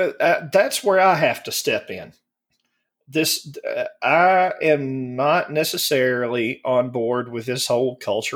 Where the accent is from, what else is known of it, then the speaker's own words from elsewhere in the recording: Alabama, United States; I was raised up in Alabama